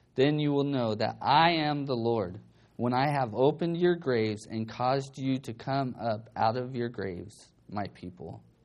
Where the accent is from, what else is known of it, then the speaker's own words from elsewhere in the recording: Bakersfield, California, United States; I grew up in Bakersfield